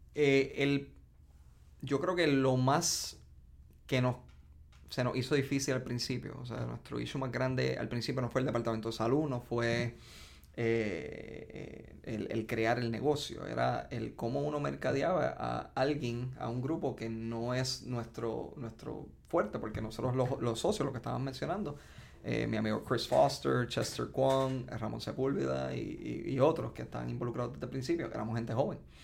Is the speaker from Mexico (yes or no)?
no; Ponce, Puerto Rico; soy de Ponce, tengo 33 años, me gradué del Colegio Ponceño.